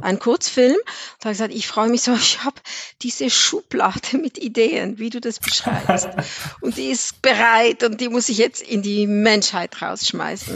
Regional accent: Switzerland; ich bin aus der Schweiz

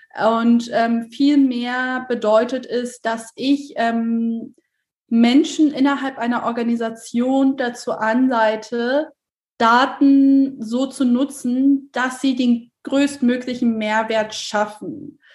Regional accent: Hamburg, Germany; moved away as an adult; also born or lived in Berlin; weil ich selber gebürtige Hamburgerin bin

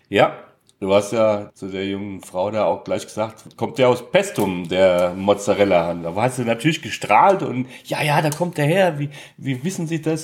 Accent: Hesse, Germany; ich bin Hesse

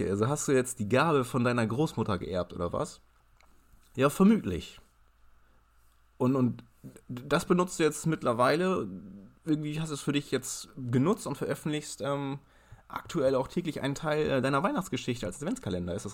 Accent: Ireland; also born or lived in Germany; Ja, ich bin in Deutschland geboren, aber in Irland mit Ray Garvey zur Schule gegangen.

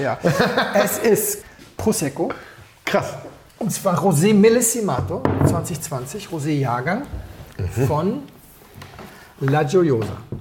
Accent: Berlin, Germany; ich bin, ich komm, bin aus Berlin

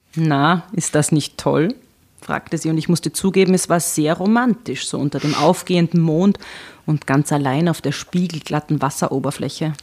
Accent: Lower Austria, Austria; also born or lived in Burgenland / Vienna; Also ich komme aus Niederösterreich

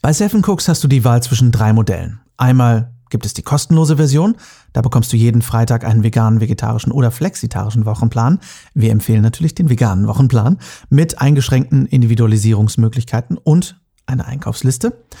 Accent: North Rhine-Westphalia, Germany; also born or lived in Cologne; now in Düsseldorf, Germany; ich bin Westfale

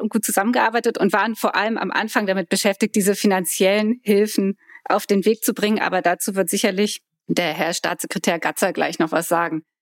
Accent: Koblenz, Rhineland-Palatinate, Germany; Ich komme aus Koblenz, meine Mutter kommt aus Adenau.

